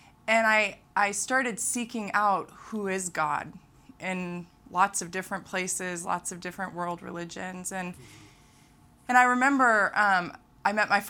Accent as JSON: {"language": "English", "town": "Manila", "region": "Metro Manila", "country": "Philippines", "tie": "born there", "said": "I was born in Makati Medical Center in Manila, the capital of the Philippines."}